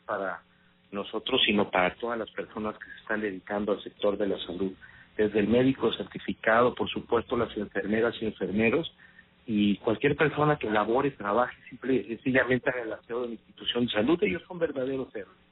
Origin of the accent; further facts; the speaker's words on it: Veracruz, Mexico; soy un veracruzano de nacimiento y de corazón